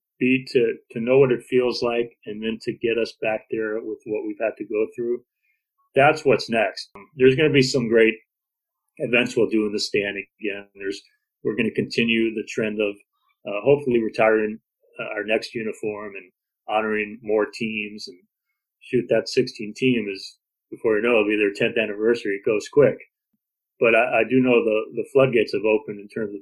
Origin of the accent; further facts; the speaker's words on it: New Jersey, United States; moved away; We grew up in New Jersey. We didn't move much